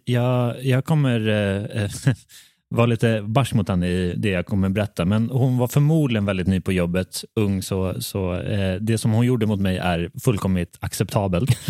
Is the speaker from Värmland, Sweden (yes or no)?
yes; Värmland, Sweden; jag är uppvuxen i, i Värmlands skogar